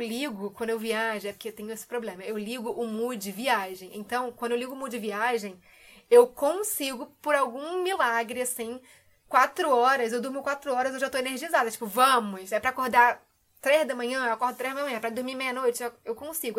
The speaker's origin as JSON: {"language": "Portuguese", "region": "Rio de Janeiro", "country": "Brazil", "also_born_or_lived": "England", "moved": "as an adult", "said": "eu sou do Rio, né? É freguesia, alô, Jacarepaguá"}